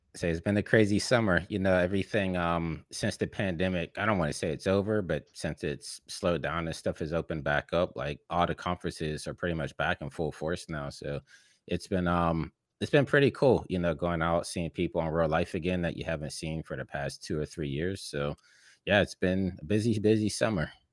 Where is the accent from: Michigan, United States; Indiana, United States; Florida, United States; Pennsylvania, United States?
Pennsylvania, United States; Pittsburgh; moved away as an adult; now in Los Angeles, United States; I'm from Pittsburgh, you know, in the Midwest of the United States